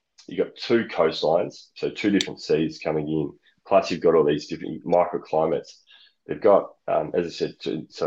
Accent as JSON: {"language": "English", "country": "Australia", "also_born_or_lived": "United Kingdom", "said": "being an Australian"}